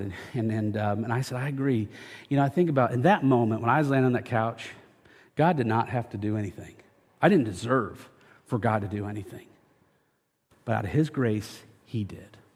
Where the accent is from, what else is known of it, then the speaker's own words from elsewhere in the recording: United States; I am from Franklin County, born and raised in Franklin County